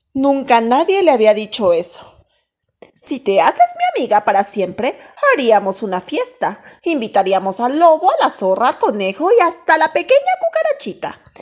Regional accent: Mexico City, Mexico; Nací en la Ciudad de México

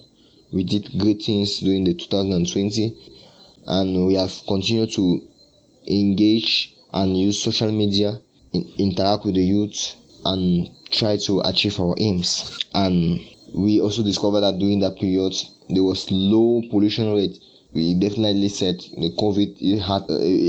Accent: Yaoundé, Centre, Cameroon; SOA Yaoundé, which is my hometown

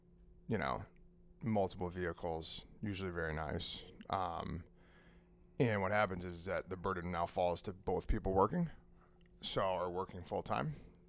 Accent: Manchester, United States; So I remember we used to, we grew up on Autumn Street in Manchester.

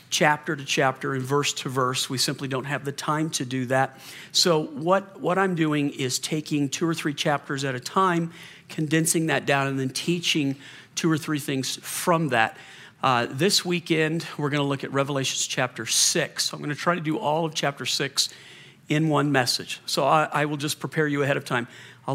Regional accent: the South, United States; I grew up in the South. We had hurricanes in the South

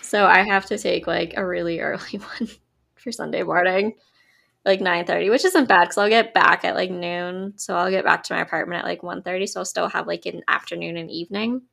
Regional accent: Connecticut, United States; you and I grew up in Connecticut

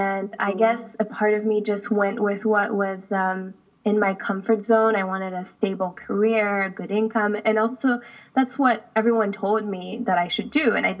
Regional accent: Switzerland; also born or lived in United States; now in United Arab Emirates; So my dad is the U.S. and my mom is Swiss, and I've lived most of my life in Switzerland, but I was born in the U.S.

